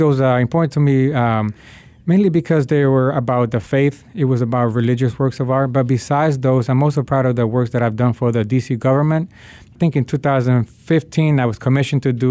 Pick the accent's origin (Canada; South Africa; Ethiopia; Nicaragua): Nicaragua; now in Washington, D.C., United States; My family is from Nicaragua. My dad is from Honduras. And I was born in Nicaragua during the 80s, and we had the conflict, the civil war that was going on. And that's one of the reasons that my family decided to migrate to the United States.